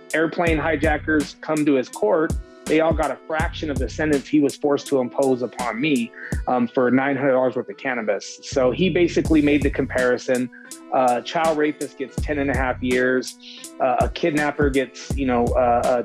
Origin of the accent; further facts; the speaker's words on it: Salt Lake City, Utah, United States; moved away; also born or lived in California; my city, Salt Lake City